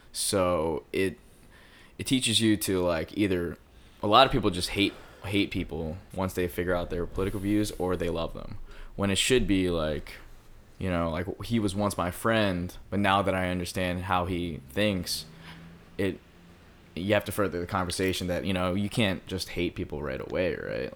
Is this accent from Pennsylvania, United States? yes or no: yes; Philadelphia, Pennsylvania, United States; now in Los Angeles, United States; I'm from Philly